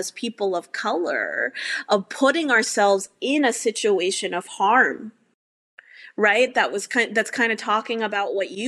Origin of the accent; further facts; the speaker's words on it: suburb outside of Houston, Texas, United States; moved away; I grew up in a suburb outside of Houston